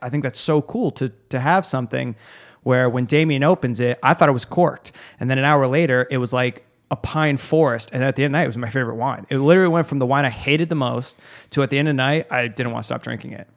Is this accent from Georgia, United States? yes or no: no; Arizona, United States; I'm from Arizona